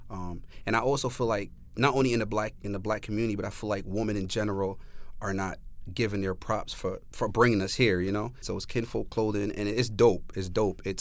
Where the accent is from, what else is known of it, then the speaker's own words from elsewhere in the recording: New Haven, Connecticut, United States; I think with us, um, like the New Haven residents, when we think of Yale, we think